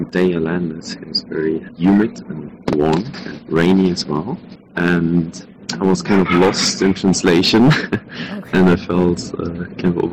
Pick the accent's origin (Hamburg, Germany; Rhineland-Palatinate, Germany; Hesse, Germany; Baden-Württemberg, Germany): Hamburg, Germany; English is a second language; now in Taiwan; I'm from Hamburg, Germany, and I came to Taiwan to study abroad for a semester.